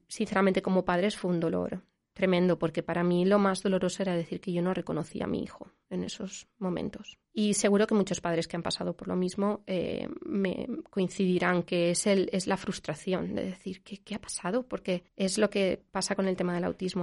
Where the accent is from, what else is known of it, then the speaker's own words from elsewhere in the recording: Valencia, Valencian Community, Spain; moved away as an adult; also born or lived in Switzerland; now in Zurich, Switzerland; somos de, de Valencia.